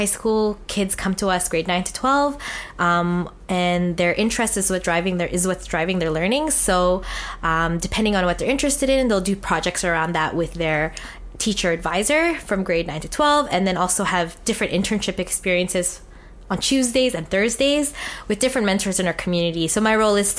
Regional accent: Winnipeg, Manitoba, Canada; I am a proud Filipinx Canadian born and raised in Treaty 1 territory. Born in Winnipeg's North End community

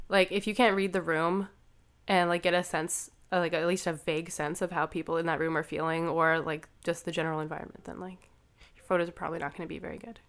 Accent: Canada; I'm a photographer from Canada, a queer photographer from Canada

